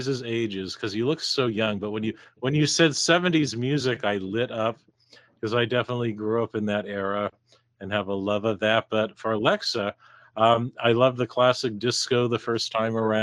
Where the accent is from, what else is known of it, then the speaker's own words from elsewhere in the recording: Seattle, Washington, United States; growing up in Seattle